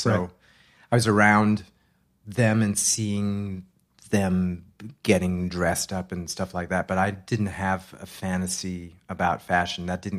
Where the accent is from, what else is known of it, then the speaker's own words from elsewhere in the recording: Massachusetts, United States; In Massachusetts.